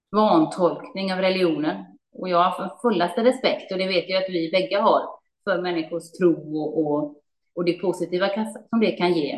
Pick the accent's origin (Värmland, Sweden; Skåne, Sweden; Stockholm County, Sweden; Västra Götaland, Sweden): Västra Götaland, Sweden; Gothenburg; när jag växte upp i Göteborg